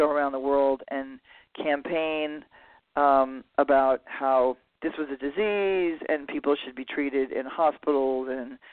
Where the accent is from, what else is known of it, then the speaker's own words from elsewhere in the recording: New York City, New York, United States; I grew up in Manhattan